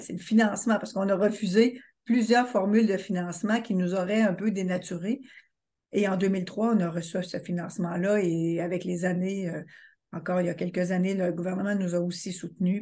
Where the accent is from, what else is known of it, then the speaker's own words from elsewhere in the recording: Quebec, Canada; je suis québécoise